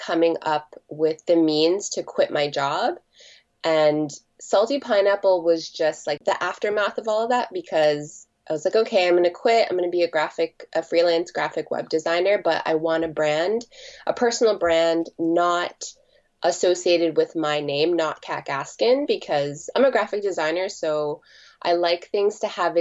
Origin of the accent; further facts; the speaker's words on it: Toronto, Ontario, Canada; born and raised in Toronto, and now I'm 30 years old and I've been living here like since I was born.